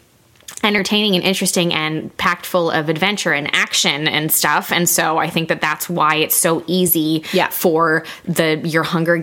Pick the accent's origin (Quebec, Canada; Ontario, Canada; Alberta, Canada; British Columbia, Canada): Quebec, Canada; Montreal; We're from the Montreal area